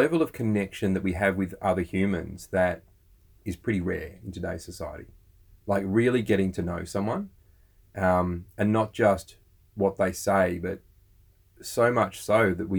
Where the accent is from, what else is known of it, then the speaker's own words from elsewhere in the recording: Australia; We're Aussie blokes, we're dads and we're entrepreneurs.